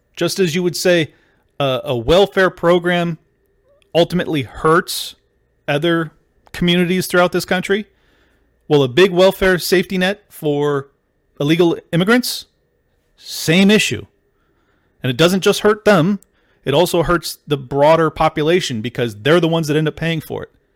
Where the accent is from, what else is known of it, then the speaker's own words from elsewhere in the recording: San Diego, California, United States; I grew up in San Diego.